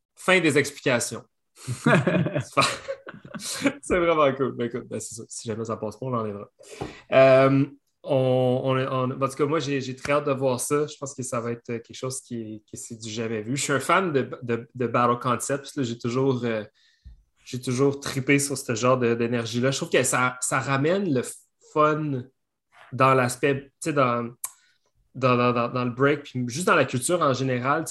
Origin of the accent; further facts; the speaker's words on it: Belœil, Quebec, Canada; j'ai grandi à Belleuil